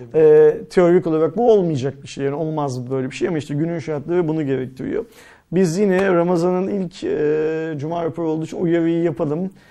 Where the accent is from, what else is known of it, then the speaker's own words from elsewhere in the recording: Turkey; biz Türk'üz